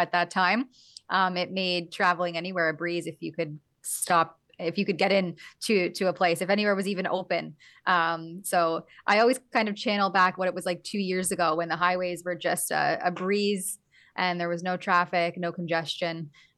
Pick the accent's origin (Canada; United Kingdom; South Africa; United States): Canada; As a Canadian, I crossed back into Canada.